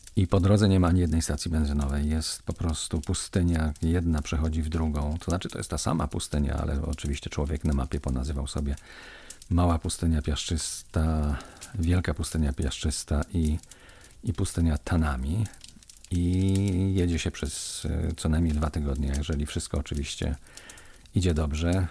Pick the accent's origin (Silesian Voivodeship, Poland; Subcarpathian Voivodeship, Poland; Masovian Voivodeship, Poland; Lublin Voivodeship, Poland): Silesian Voivodeship, Poland; Kozy; ze swojego domu rodzinnego, w którym się wychowałem, w którym mieszkałem przez 20 lat, w mojej wiosce w Kozach